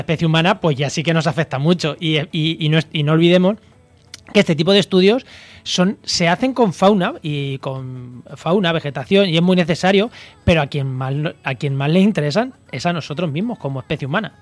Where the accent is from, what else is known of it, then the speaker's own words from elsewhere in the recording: Castilla-La Mancha, Spain; moved away; also born or lived in Campo de Gibraltar; yo que soy manchego